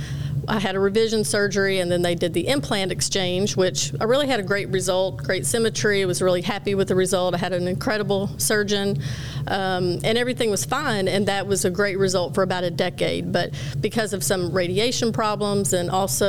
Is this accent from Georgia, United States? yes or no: no; Gainesville, Texas, United States; I'm born and raised just north of Dallas in a very small town of about 16,000 people